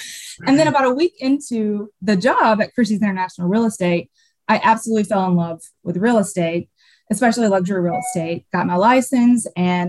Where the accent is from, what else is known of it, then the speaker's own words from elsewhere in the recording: by the Arkansas state line, southern Missouri, United States; accent: Southern; now in Chicago, United States; I am from the very bottom part of Missouri, right by the Arkansas state line.